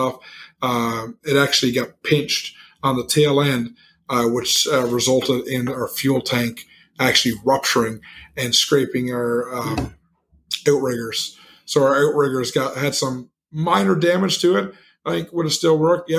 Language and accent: English; Canada; I'm from Canada. I say a flat or a 24-pack